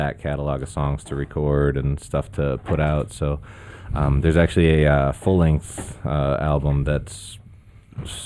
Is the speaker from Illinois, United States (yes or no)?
yes; Libertyville, Illinois, United States; also born or lived in London; now in Chicago, United States; I grew up in Libertyville